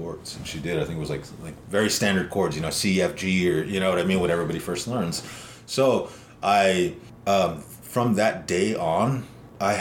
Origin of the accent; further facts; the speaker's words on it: Lodge Grass, Montana, United States; now in Lander, United States; my hometown, which was Lodgegrass, Montana